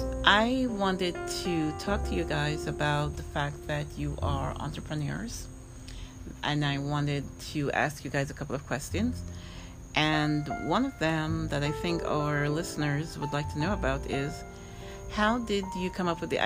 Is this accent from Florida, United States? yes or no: yes; Orlando, Florida, United States; here in my hometown of Orlando.